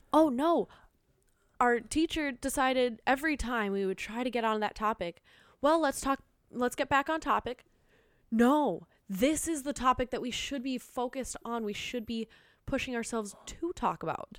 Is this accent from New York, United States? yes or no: no; Minnesota, United States; accent: Minnesotan; I'm Minnesotan